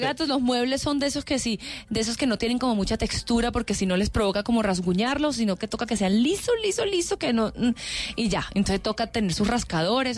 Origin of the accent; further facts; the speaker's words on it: Caracas, Capital District, Venezuela; moved away as an adult; now in Colombia; yo soy venezolana, yo soy de Caracas